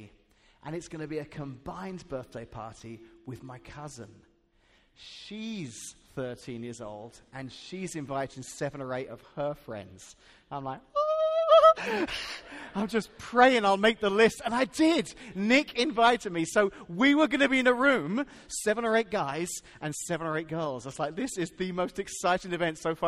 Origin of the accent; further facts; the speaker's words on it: England, United Kingdom; now in Washington, Illinois, United States; I can remember growing up in England when I was 12 years old and starting middle school